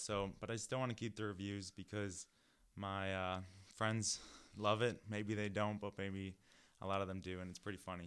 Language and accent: English; New Lenox, Illinois, United States; moved away; I am from the Chicago area, uh, more specifically, a Southwest suburb called New Lenox, Illinois.